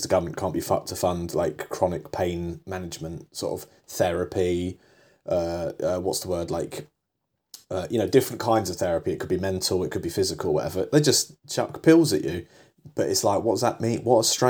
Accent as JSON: {"language": "English", "region": "England", "country": "United Kingdom", "said": "I'm English, so I if people tell me to do something, I do it"}